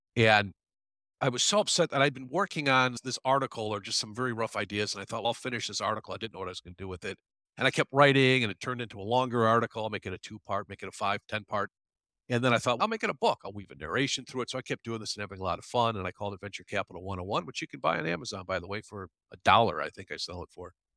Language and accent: English; Chicago, Illinois, United States; I grew up in the Chicago area, from Chicago originally, live in the city now.